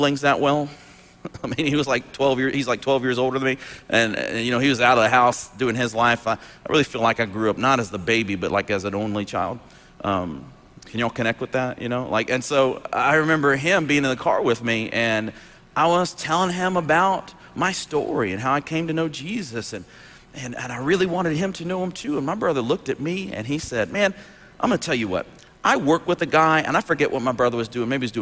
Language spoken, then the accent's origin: English; Dothan, Alabama, United States; born or raised there